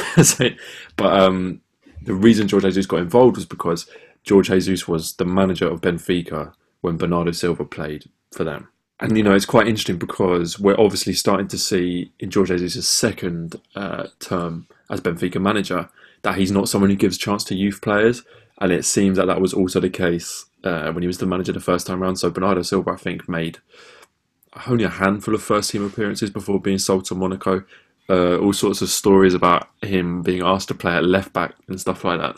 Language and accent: English; England, United Kingdom; because it's quite an alien concept really for us as English football fans